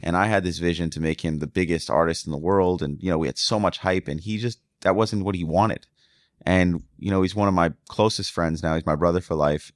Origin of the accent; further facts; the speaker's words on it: the North, United States; moved away; I was from the North